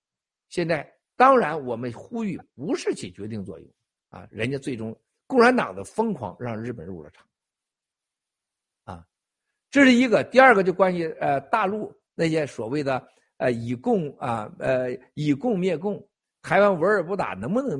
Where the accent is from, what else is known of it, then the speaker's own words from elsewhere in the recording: China; 我告诉大家，所有人，我们中国人从过去七十年犯下了两个致命的错误。